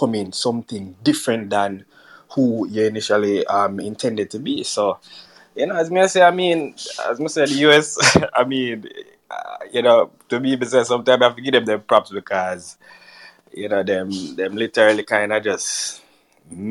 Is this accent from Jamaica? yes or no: yes; Jamaica; moved away; That is how me interpret being Jamaican. You have to live the culture